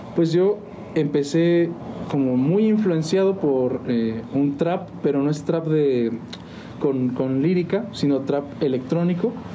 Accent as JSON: {"language": "Spanish", "town": "San Juan del Río", "region": "Querétaro", "country": "Mexico", "said": "De aquí de San Juan, de hecho... Eh, mis papás también son de San Juan"}